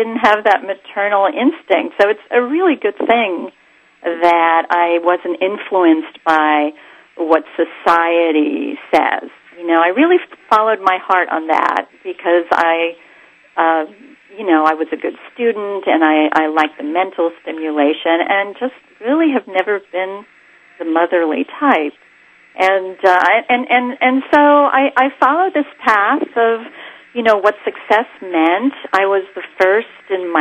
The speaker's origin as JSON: {"language": "English", "region": "New York", "country": "United States", "tie": "born or raised there", "said": "So I'm of Greek descent. I was born in New York"}